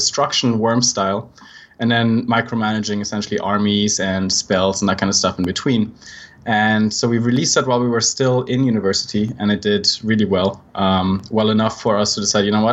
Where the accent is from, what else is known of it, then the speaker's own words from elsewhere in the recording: Switzerland; accent: Swiss; I'm actually Swiss, which you can probably tell by my accent.